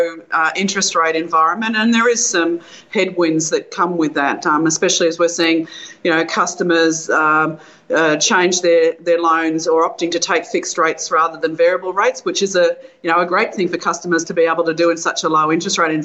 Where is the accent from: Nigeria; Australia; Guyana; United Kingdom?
Australia; Bendigo, Victoria; my hometown of Bendigo where I live